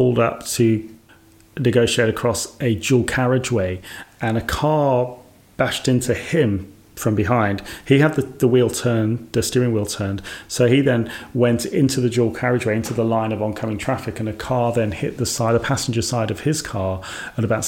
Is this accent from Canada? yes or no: no; Birmingham, West Midlands, United Kingdom; moved away; also born or lived in Scotland; my hometown, Birmingham.